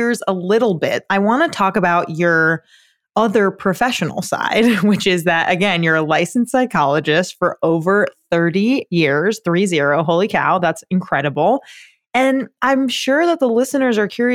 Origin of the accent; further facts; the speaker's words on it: Long Island, New York, United States; I'm from Long Island